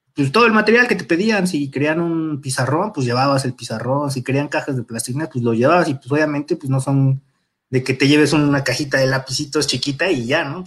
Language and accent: Spanish; Mexico City, Mexico; De Iztapalapa, bueno, Iztapalapa, Nesa, York, en los límites, justo en la avenida Texcoco